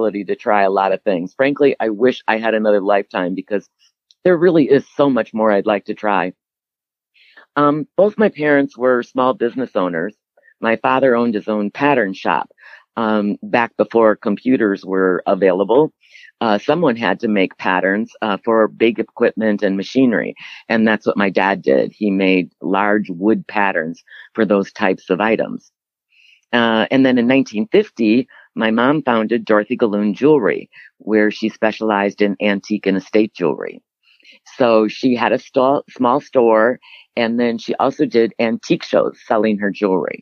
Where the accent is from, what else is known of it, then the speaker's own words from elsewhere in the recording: Cedarburg, Wisconsin, United States; I eventually then was born and raised in Cedarburg, Wisconsin